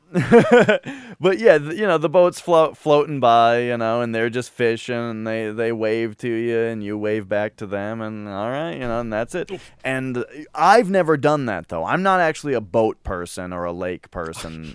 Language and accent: English; Minnesota, United States; I'm from Minnesota